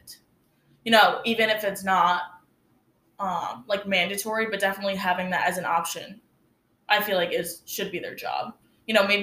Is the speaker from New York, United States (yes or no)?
yes; North Rose, New York, United States; now in Oswego, United States; I went to school in a small town called North Rose Wolcott, and I graduated with about 80 kids